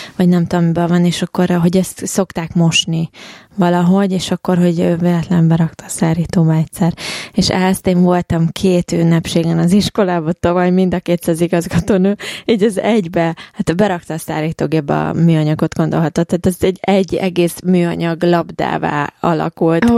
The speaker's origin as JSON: {"language": "Hungarian", "country": "Hungary", "moved": "yes", "said": "honnan származok? Magyarország"}